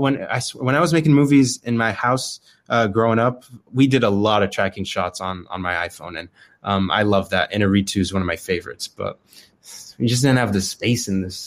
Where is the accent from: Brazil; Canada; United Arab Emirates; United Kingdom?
United Arab Emirates; Dubai; moved away as an adult; also born or lived in Arizona, United States; now in California, United States; I was born in Arizona, but I lived most of my life in Dubai, actually. So I lived there from when I was like 8 to the end of high school, and then I moved to California for college.